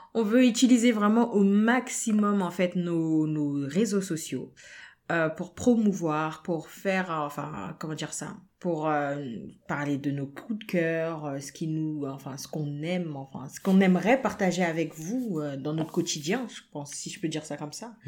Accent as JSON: {"language": "French", "country": "France", "tie": "born or raised there", "said": "nous sommes nés en France, nous avons grandi en France"}